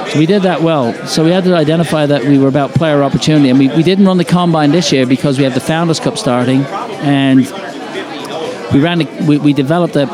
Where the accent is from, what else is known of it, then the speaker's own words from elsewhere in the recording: Ireland; I come from the British Isles. I'm Irish, but I come from there.